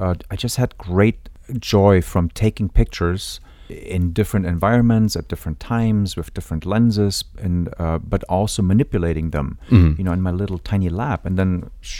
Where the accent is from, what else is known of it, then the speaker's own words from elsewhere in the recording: Munich, Bavaria, Germany; moved away; I grew up in Munich, Germany